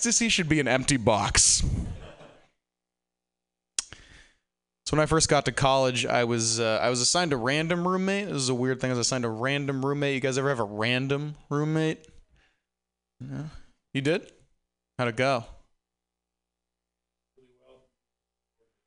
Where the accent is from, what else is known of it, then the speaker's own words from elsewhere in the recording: Burlington, Massachusetts, United States; In my hometown of Burlington, Massachusetts